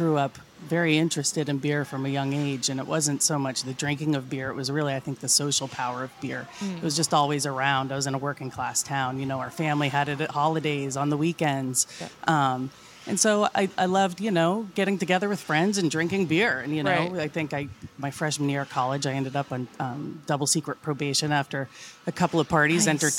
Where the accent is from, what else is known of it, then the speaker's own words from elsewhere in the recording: Vermont, United States; I grew up in Vermont